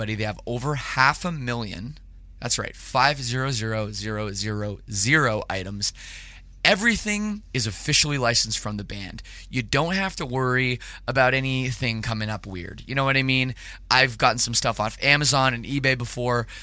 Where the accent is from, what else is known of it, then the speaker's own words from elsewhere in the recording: Canada; I'm from Canada